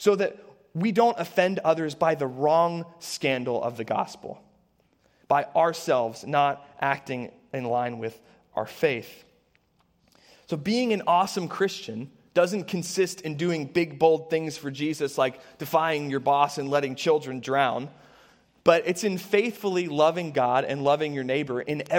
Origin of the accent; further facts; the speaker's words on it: Harrisburg, Pennsylvania, United States; I grew up in the Harrisburg area